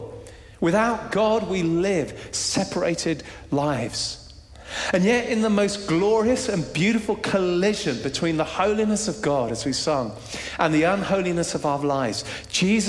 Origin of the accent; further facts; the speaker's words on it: Jersey; we're Brits, we're from Jersey, somewhere in the middle.